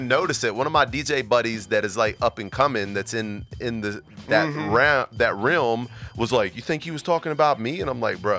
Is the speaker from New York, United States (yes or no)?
no; West Virginia, United States; now in Virginia, United States; I came to Virginia and was the typical, I'm from West Virginia, came over here and started doing the construction, making good money.